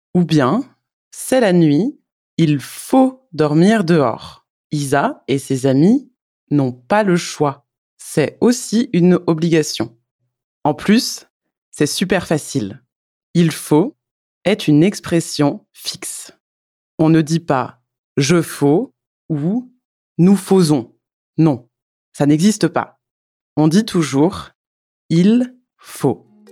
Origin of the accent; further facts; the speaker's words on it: France; Je suis française